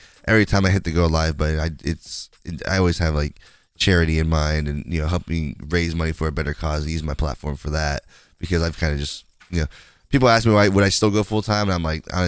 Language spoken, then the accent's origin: English; West Coast, United States; I'm from the West Coast